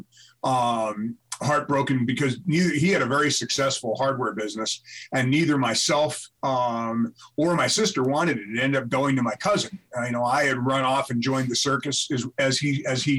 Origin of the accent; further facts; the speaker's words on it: New Jersey, United States; also born or lived in New York City / Colorado; now in Broomfield, United States; I was born and raised in New Jersey, spent some really formative years in New York City, and I've been here in Colorado since 77